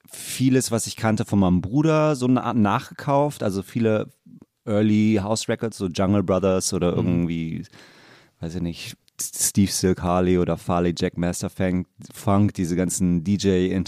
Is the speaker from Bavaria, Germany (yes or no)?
no; Hamburg, Germany; Aus Barmbek.